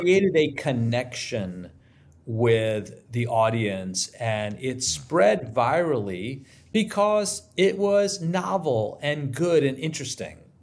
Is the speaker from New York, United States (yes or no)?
yes; New York City, New York, United States; I grew up in New York City